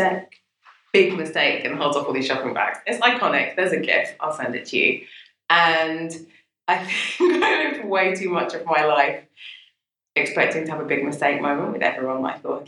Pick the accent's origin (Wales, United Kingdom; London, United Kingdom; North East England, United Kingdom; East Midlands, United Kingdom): London, United Kingdom; I grew up in Brixton before it was gentrified.